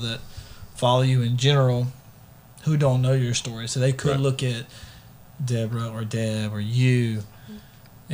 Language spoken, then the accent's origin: English; United States; I come from Clark County